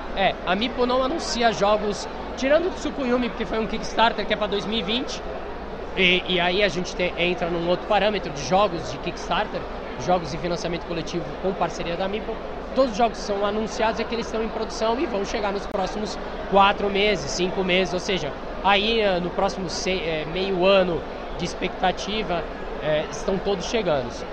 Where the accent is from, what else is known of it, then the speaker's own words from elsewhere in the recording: Baixada Santista, São Paulo, Brazil; eu sou da Baixada Santista, então eu sou eu sou um carioca só que com paulista